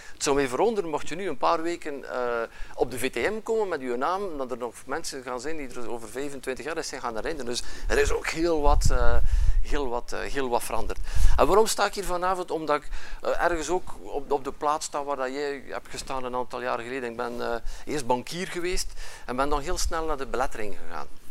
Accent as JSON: {"language": "Dutch", "town": "Ypres", "region": "Flanders", "country": "Belgium", "accent": "West Flemish", "moved": "yes", "lives_now": "Ghent, Belgium", "said": "je hoort dat misschien aan mijn accent, ik kom van, van, vanuit West-Vlaanderen, nu woon ik wel in Gent, maar ik kom van het, Dieperse. Eh, van het Ieperse."}